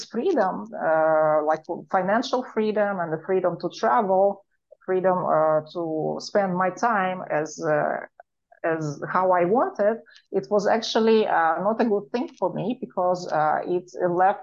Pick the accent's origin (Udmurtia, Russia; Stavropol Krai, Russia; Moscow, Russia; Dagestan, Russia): Moscow, Russia; accent: Russian; English is a second language; moved away; my Russian accent